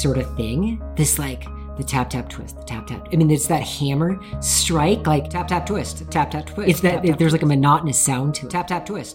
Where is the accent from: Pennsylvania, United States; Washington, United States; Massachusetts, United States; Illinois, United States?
Washington, United States; Tacoma; I grew up in Tacoma, Washington.